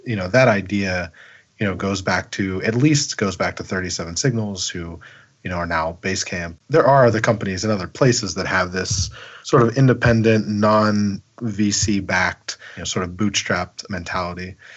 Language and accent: English; Pittsburgh, Pennsylvania, United States; I am from Pennsylvania, Pittsburgh, southwestern Pennsylvania